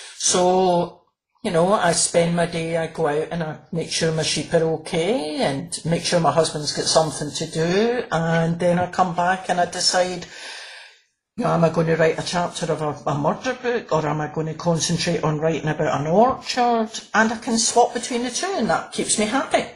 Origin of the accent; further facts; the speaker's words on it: Glasgow, Scotland, United Kingdom; I'm from Glasgow